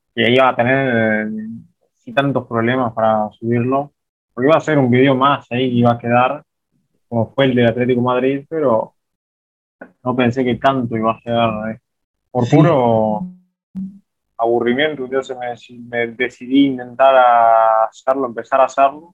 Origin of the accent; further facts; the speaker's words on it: Uruguay; yo no soy de Montevideo acá, soy del interior, soy de otra parte de Uruguay, no de Montevideo, no me crié con esa vivencia